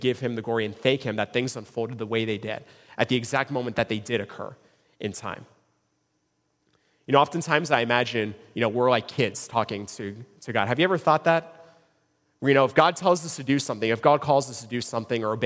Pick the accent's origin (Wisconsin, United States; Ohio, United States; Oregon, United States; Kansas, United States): Ohio, United States; Cincinnati; I was born in Cincinnati, Ohio. I grew up in Cincinnati.